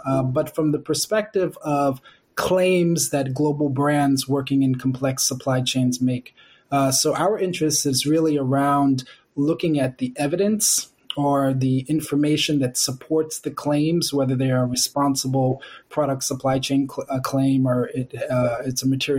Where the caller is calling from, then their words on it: New York, United States; So I work with HAP. I'm dialing in from New York.